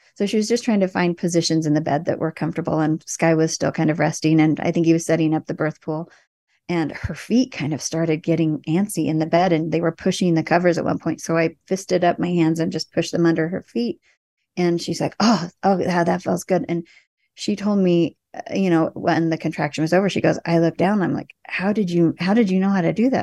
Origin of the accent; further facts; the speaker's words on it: Indiana, United States; moved away; I was from Indiana